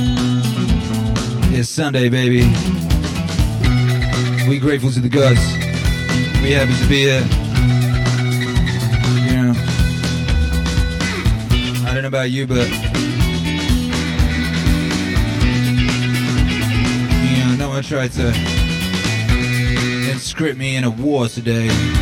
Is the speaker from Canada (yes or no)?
no; Wales, United Kingdom; moved away as an adult; also born or lived in West Midlands, England / Birmingham, England; now in Texas, United States; I was born in the middle of the UK, you know, the West Midlands bit. And I grew up in Wales.